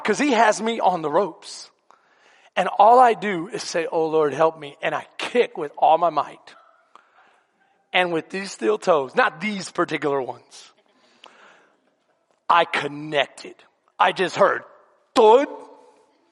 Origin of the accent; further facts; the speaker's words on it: Houston, Texas, United States; also born or lived in Bastrop, Texas / San Antonio, Texas; I grew up in some of the worst neighborhoods in Houston and in San Antonio, because he always ministered inner city